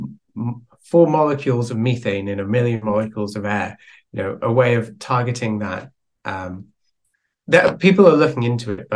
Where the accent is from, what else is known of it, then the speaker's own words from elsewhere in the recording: Wales, United Kingdom; I'm from Wales